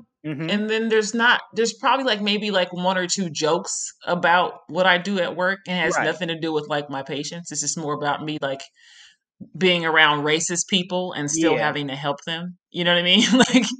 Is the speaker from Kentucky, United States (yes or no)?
no; Las Vegas, Nevada, United States; since I am from Vegas and I would hound people.